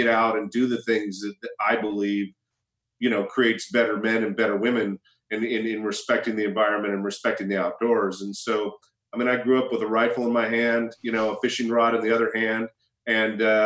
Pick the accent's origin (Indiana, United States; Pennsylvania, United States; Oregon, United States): Oregon, United States; Heppner; moved away; also born or lived in London; my upbringing in Eastern Oregon, I grew up near the Idaho border, a place called Heppner, right outside of Pendleton